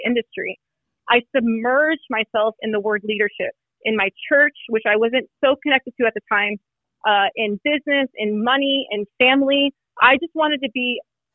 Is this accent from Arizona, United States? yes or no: yes; Phoenix, Arizona, United States; I was born in Phoenix, Arizona, my family is Mexican and Cuban.